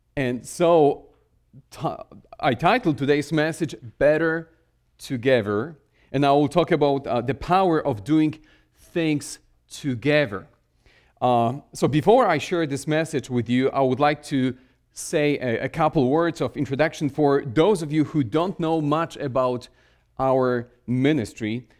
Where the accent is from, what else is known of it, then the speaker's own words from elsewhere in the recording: Poland; English is a second language; moved away as an adult; now in Connecticut, United States; I was born in Poland, spent most of my life in Poland, and I started learn-, learning English when I was, uh, in my late twenties.